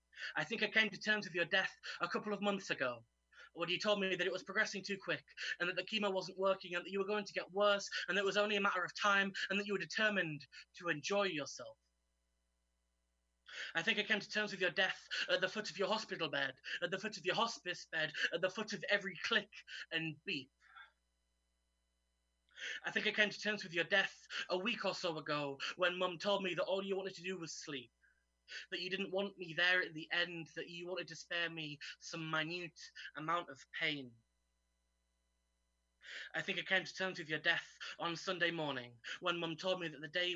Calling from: York, Yorkshire and the Humber, United Kingdom; I'm zooming in from York today

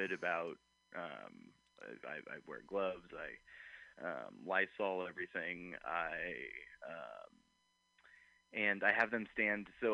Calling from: Oakland, California, United States; I am calling from the hills of Oakland

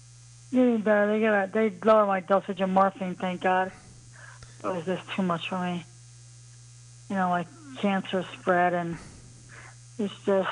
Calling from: Cleveland, Ohio, United States; Yeah, I'm in Cleveland, Ohio tonight. I reside in Lakewood, but I'm

